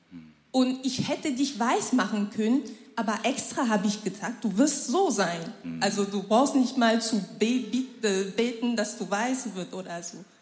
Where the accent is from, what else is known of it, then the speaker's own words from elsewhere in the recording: Cameroon; moved away as an adult; now in Germany; Ich komme aus Kamerun, ähm, lebe seit November